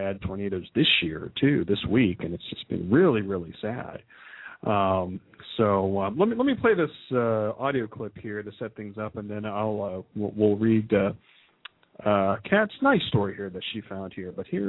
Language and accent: English; Philippines; because, you know, of course I'm Filipino and. You know, and you love the Filipino people there